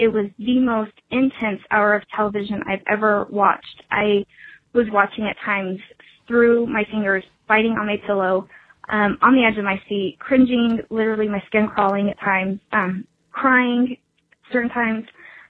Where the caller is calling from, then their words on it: New Mexico, United States; This is …. I'm calling from New Mexico.